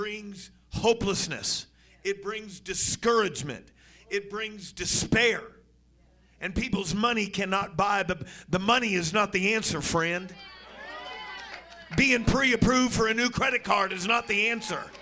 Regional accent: the Northwest, Pacific Northwest, United States; moved away; Now, I come from the Northwest

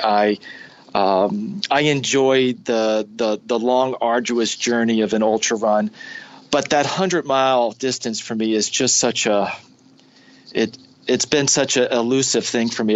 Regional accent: New York City, New York, United States; moved away as an adult; also born or lived in Brooklyn, New York City; now in Ohio, United States; I've lived in Ohio for the last almost 20 years, and I grew up uh, in the in the New York City area. I was born in Brooklyn, New York City

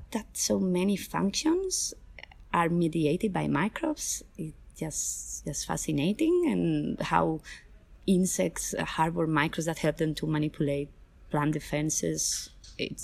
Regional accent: Spain; accent: Spanish; now in Wageningen, Netherlands; as my accent sounds, I come from Spain, and I'm now adopted Dutch person.

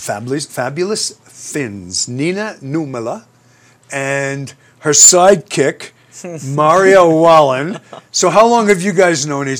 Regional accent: Aspen, Colorado, United States; we're from Aspen, Colorado.

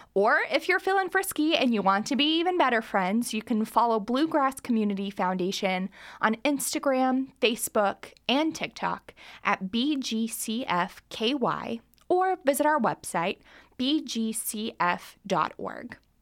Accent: Kentucky, United States; also born or lived in New York City; I was born and raised in Kentucky, I moved to New York City right after college, and I finally landed in Lexington

